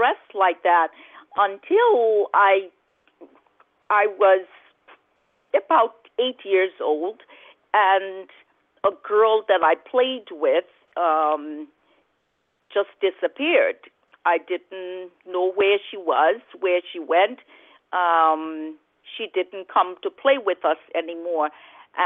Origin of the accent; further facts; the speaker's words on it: Liberia; growing up in Liberia, as a child, you're so innocent. You don't understand certain things. And at the time when I grew up in Liberia